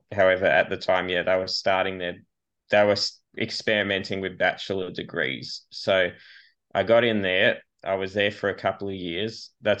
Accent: Australia; I'm an Australian filmmaker and actor, a bit of a maverick.

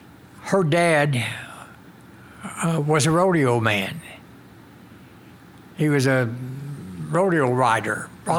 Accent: Oklahoma, United States

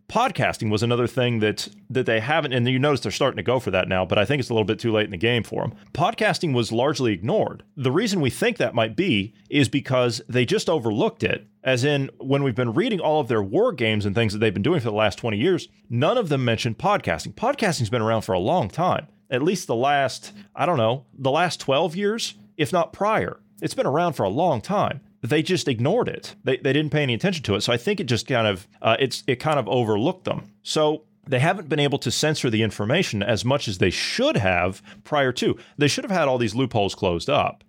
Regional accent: Ohio, United States; my home state

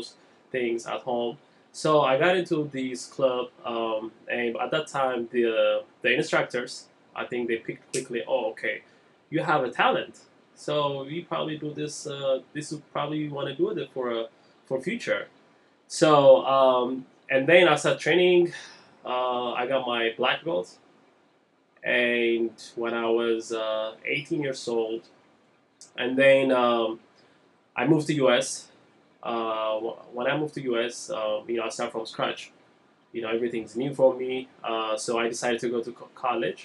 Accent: Ethiopia; moved away; I'm from Ethiopia originally.

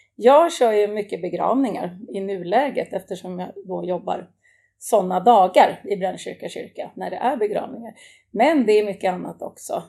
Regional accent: Täby, Stockholm County, Sweden; Det är där jag kommer ifrån och där jag bor också idag

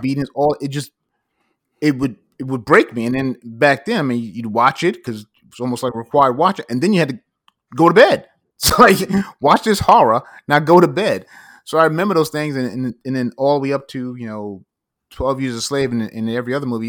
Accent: United States

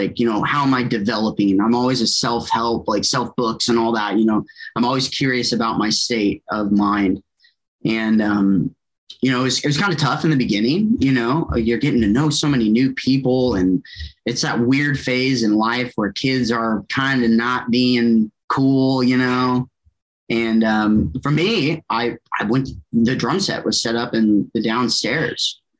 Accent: Kansas City, Missouri, United States; also born or lived in Shawnee, Oklahoma; Most people know me as a drummer. I was born in Shawnee, Oklahoma, out of all places. I moved quite a bit as a kid. My dad's work, we kind of bebopped around town quite a bit, or the nation, I should say. But home was always Kansas City.

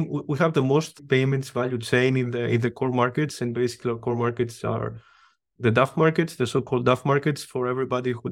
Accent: Greece; English is a second language; now in Vienna, Austria; Greece, I'm from Greece.

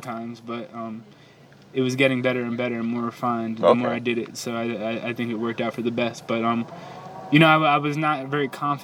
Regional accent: New York City, New York, United States; I'm from Manhattan

